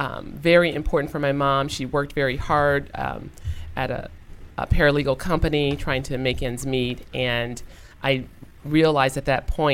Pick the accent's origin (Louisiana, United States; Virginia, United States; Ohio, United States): Ohio, United States; Toledo; moved away; I'm originally from Toledo, Ohio.